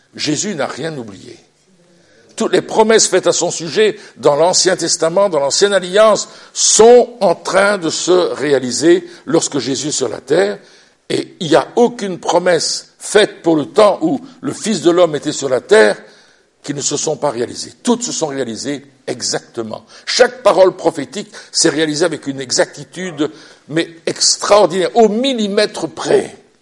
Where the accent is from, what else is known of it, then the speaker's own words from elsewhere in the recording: Belgium; Chez nous en Belgique, on a une royauté